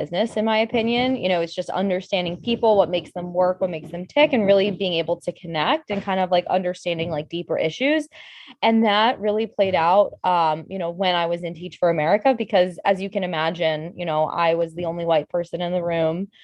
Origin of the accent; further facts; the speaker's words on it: Bethesda, Maryland, United States; also born or lived in Michigan / Chicago; I'm from Bethesda, you know, born and raised here.